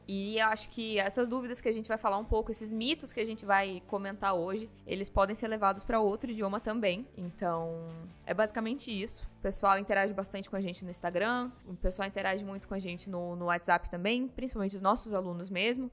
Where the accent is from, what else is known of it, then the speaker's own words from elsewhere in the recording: Brazil; Nunca, nunca saí do Brasil